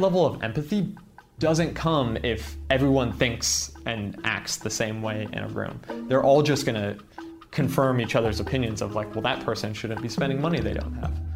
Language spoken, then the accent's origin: English; San Jose, California, United States; I grew up in San Jose.